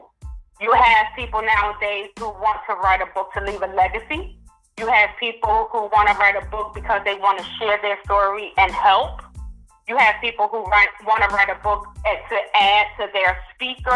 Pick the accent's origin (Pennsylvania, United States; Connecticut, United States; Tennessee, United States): Pennsylvania, United States; Philadelphia; I'm from North Philadelphia